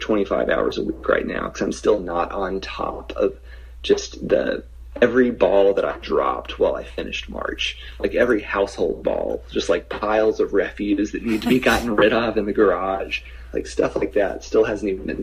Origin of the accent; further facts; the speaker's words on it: Little Rock, Arkansas, United States; also born or lived in Kansas City, Missouri; I'm from Little Rock